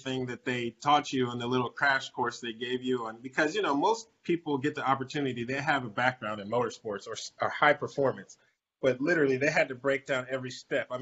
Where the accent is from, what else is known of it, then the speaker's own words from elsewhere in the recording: Orlando, Florida, United States; my hometown of Orlando